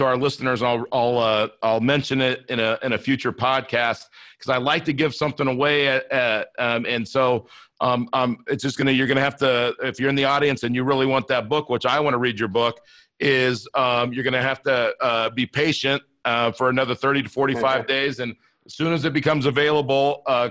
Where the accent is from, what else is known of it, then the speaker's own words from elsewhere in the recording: Inglewood, California, United States; I grew up in Inglewood, California